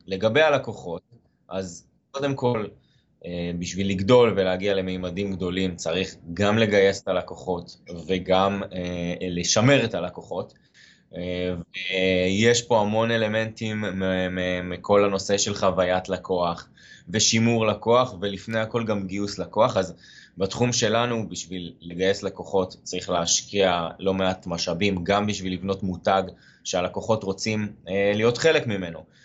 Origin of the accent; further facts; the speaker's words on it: Haifa, Haifa District, Israel; אני חיפאי במקור